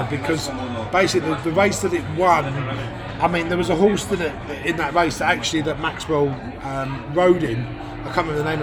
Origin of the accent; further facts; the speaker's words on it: Ireland; well, I'm Irish